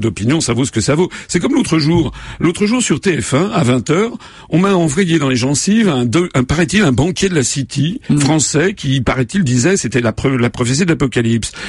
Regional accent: France; je suis un Français comme les autres

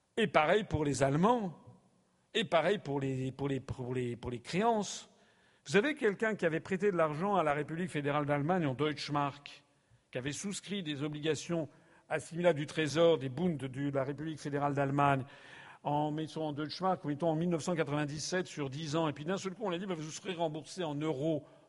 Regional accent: France; Je suis français

